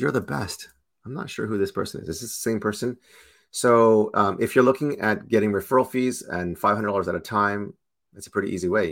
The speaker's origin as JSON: {"language": "English", "town": "Toronto", "region": "Ontario", "country": "Canada", "tie": "born or raised there", "said": "I'm born and raised in Toronto"}